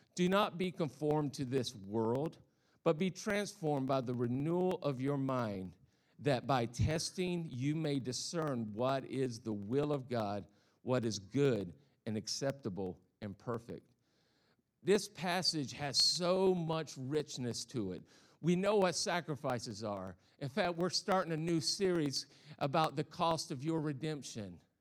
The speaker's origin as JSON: {"language": "English", "region": "the South", "country": "United States", "tie": "born or raised there", "accent": "Southern", "moved": "yes", "said": "I'm a Southern boy. I, I, I come from the South, so if I have this funny accent, that's why"}